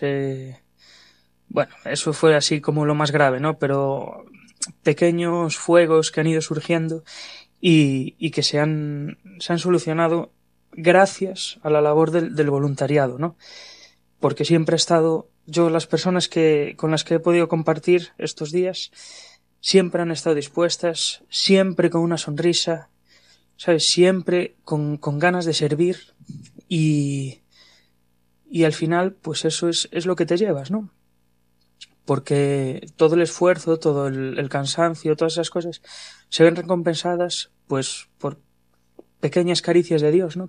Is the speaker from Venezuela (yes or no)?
no; Ferrol, Galicia, Spain; soy gallego, soy de Ferrol